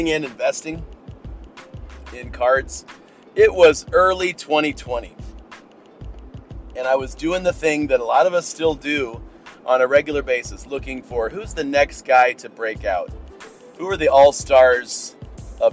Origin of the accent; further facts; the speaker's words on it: Cleveland, Ohio, United States; my hometown team